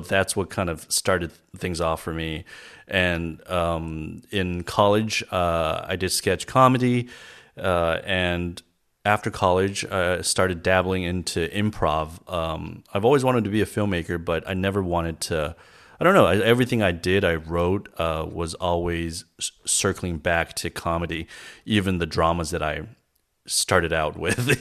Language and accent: English; Los Angeles, California, United States; also born or lived in China; I grew up in L.A. I moved here when I was eight years old